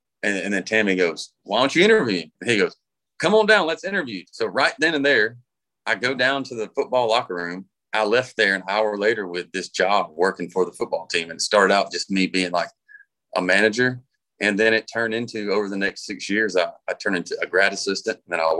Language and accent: English; Harlem, Georgia, United States; moved away as an adult; now in Nashville, United States; So I grew up in Harlem, Georgia, which is a tiny little town outside of Augusta.